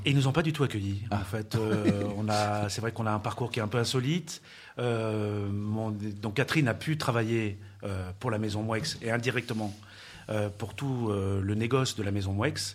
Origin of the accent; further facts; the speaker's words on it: Paris, Île-de-France, France; moved away; je suis parisien d'origine